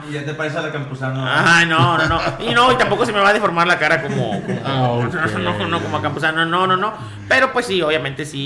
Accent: Ciudad Valles, San Luis Potosí, Mexico; Mi respeto, yo soy de aquí de Valles, ¿eh? Pero mis respetos, ¿eh? Aquí en Ciudad Valles hace un calor que.

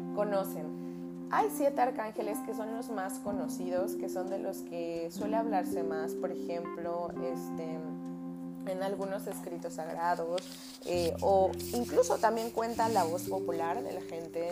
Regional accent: Veracruz, Mexico; soy jarocha, ¿eh? Si ven que hablo, si escuchan que hablo así

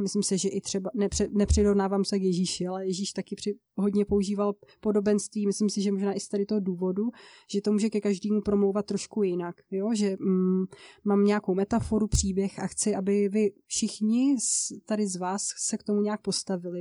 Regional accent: České Budějovice, South Bohemian Region, Czechia; now in Ostrava, Czech Republic; jsem původem z jižních Čech, z Českých Budějovic, ale teďka v současné době žiju v Ostravě

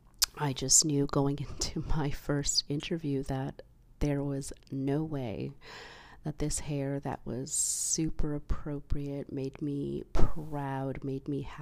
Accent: Canada; because I am Canadian born

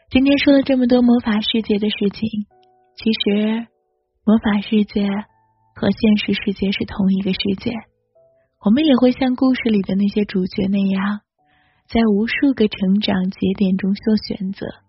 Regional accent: China; 我是个中国人

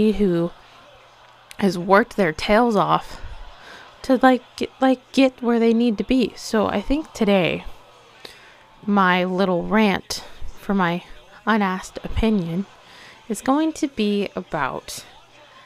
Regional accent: Hollister, Missouri, United States; I'm from Missouri. I'm from Hollister, Missouri

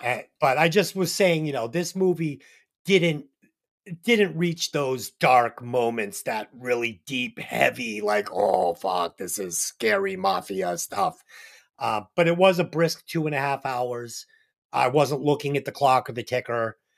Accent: Boston, Massachusetts, United States; I'm from Boston

